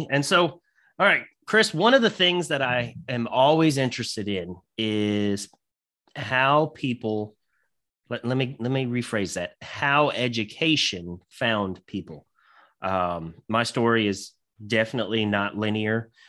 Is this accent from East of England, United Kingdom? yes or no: no; Scotland, United Kingdom; I'm I'm obviously Scottish as well